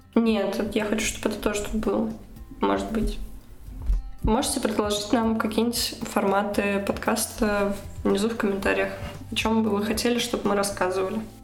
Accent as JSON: {"language": "Russian", "country": "Russia", "moved": "as an adult", "lives_now": "Germany", "said": "я была единственной из России"}